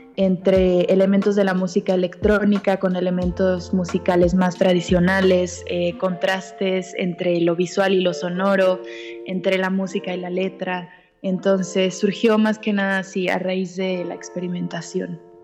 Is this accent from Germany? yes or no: no; Mexico; also born or lived in Argentina / Mexico City / Cuernavaca; a los seis años me vine a México. Tengo 25 años